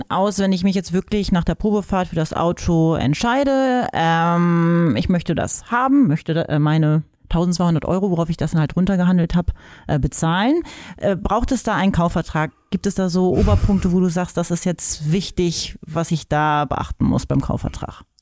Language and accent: German; North Rhine-Westphalia, Germany; Irgendwie hier Kreis Minden-Lübbecke, wo ich herkomme